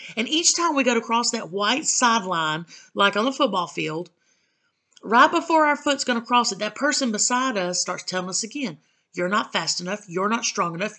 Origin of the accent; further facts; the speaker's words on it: the South, United States; I'm from the South